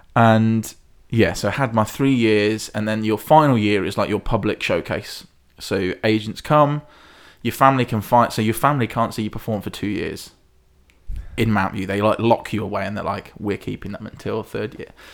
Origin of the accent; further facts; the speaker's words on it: Hinckley, East Midlands, United Kingdom; I'm from Hinckley